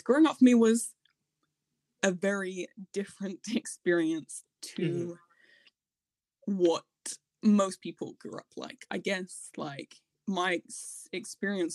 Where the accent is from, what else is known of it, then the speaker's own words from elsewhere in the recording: Hertfordshire, East of England, United Kingdom; I was born in just outside London in Hertfordshire in England.